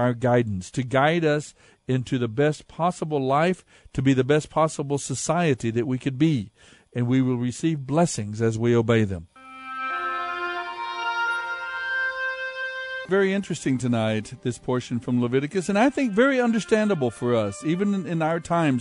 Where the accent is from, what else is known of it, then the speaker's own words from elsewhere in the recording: United States; as American people